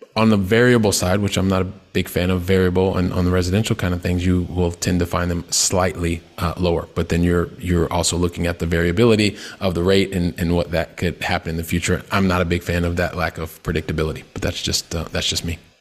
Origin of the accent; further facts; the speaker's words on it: Columbus, Ohio, United States; moved away as an adult; now in Barcelona, Spain; I'm originally from Columbus, Ohio